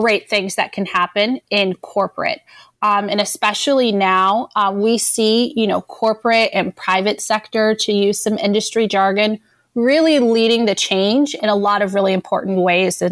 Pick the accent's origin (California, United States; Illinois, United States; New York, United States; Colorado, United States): Colorado, United States; Denver; I'm originally from Denver, Colorado